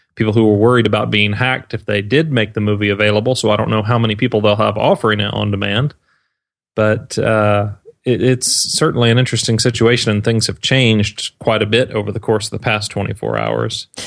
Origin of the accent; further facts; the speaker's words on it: Georgia, United States; my home state of Georgia, in Atlanta